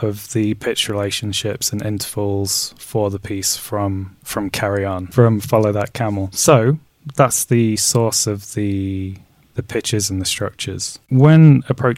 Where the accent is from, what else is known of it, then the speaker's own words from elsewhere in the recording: Derby, East Midlands, United Kingdom; also born or lived in Nottingham; now in London, United Kingdom; I grew up in Derby, born in Nottingham. I'm British Jordanian, but neither, and I now live in London.